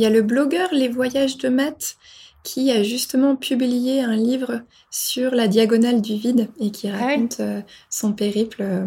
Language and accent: French; near Pont-de-l'Arche, Normandy, France; moved away; j'ai découvert une nouvelle ville dans ma région natale que je ne connaissais pas